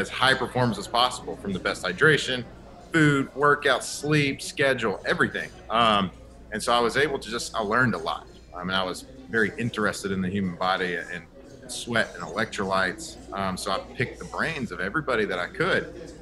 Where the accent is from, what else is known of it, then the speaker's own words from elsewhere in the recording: Texas, United States; moved away as an adult; also born or lived in Baton Rouge, Louisiana; I grew up and born and raised in Texas